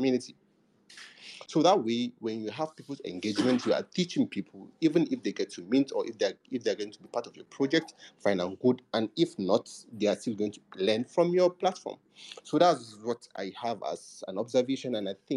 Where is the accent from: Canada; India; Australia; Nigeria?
Nigeria; I'm from Nigeria